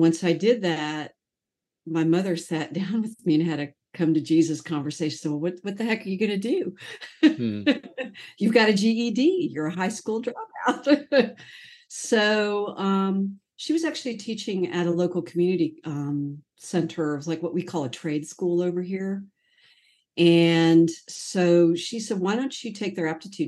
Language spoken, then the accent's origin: English; Sarasota, Florida, United States; I grew up in Sarasota